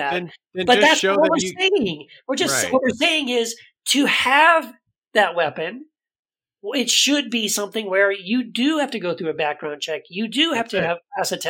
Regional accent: El Paso, Texas, United States; when I grew up in El Paso, I was a conservative Christian.

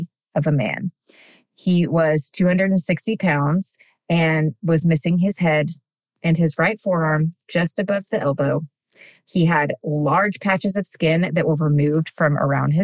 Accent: Texas, United States; now in Tennessee, United States; I'm born and raised in Texas, but right now I'm currently a Tennessean

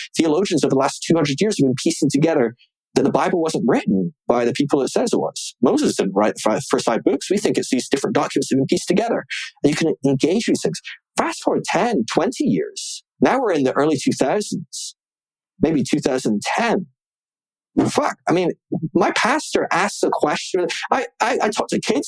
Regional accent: Scotland, United Kingdom; my hometown up in Scotland

